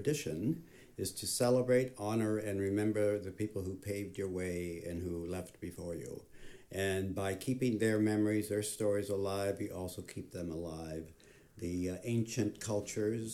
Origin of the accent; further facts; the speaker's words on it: Southern California, United States; moved away as an adult; also born or lived in Manhattan, New York; now in Santa Rosa, United States; I grew up in Southern California